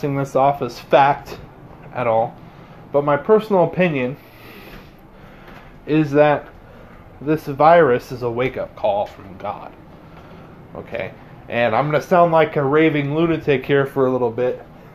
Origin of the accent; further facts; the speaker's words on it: United States; we as American Catholics